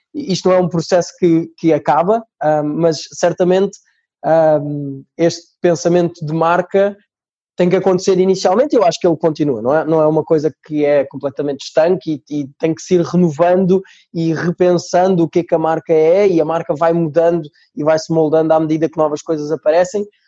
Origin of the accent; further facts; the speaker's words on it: Portugal; accent: Portuguese (also Brazilian at home); also born or lived in Brazil; Vou, vou tentar manter-me fiel aqui ao sotaque português